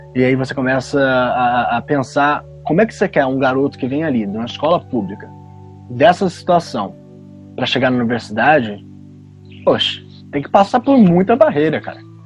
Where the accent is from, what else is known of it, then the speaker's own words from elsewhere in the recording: Nova Friburgo, Rio de Janeiro, Brazil; moved away as an adult; eu sou de Nova Friburgo, no interior do Rio de Janeiro. Estudei toda a minha vida escola pública